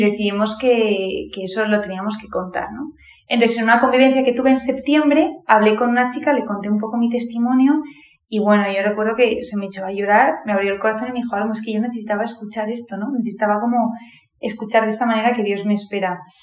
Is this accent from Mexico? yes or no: no; Madrid, Community of Madrid, Spain; soy de Madrid, tengo 22 años